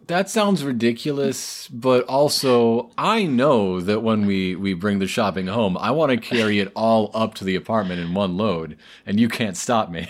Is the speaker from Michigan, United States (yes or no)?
yes; Southeast Michigan, United States; I'm from Southeast Michigan.